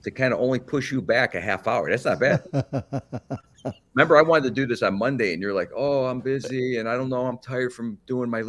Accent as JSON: {"language": "English", "town": "Cleveland", "region": "Ohio", "country": "United States", "tie": "born or raised there", "also_born_or_lived": "Berlin, Germany", "moved": "as an adult", "said": "I'm from up here. I started up here back in the day, you know, in 63 through 79-ish"}